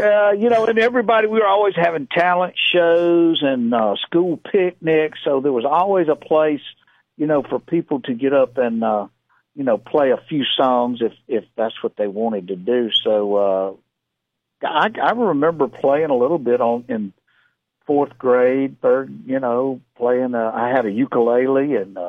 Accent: South Carolina, United States; That's where I kind of grew up out there and learned to play a little music

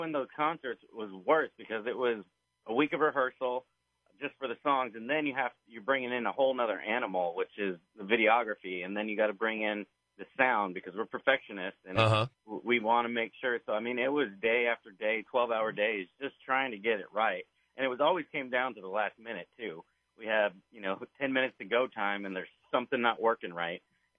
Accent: Tolleson, Arizona, United States; where I grew up in Tolleson, which is outside of Phoenix.

